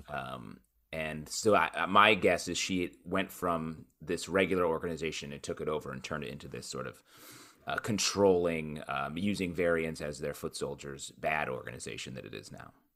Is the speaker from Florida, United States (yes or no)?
no; Syracuse, New York, United States; I grew up in Syracuse, New York area